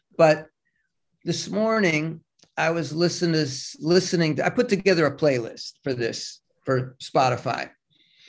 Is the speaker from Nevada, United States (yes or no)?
no; Cleveland, Ohio, United States; moved away as an adult; also born or lived in Brooklyn, New York; I grew up in Cleveland. I moved to New York